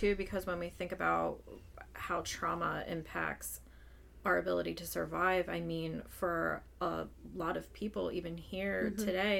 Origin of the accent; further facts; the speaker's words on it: Pottstown, Pennsylvania, United States; also born or lived in Phoenixville, Pennsylvania / Twin Valley, Pennsylvania; So I was born and raised in Pottstown, which is more urban, very diverse.